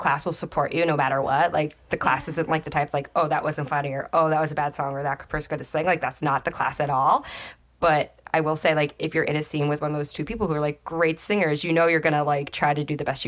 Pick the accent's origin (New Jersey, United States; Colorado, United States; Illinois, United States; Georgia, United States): New Jersey, United States; I grew up in Jersey